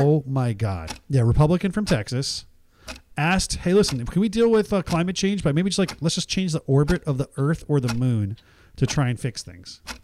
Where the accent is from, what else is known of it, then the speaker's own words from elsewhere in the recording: Nigeria; now in United States; I was born in Nigeria